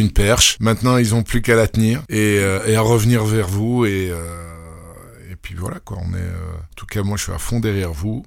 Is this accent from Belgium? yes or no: yes; Belgium; accent: Belgian; mon accent belge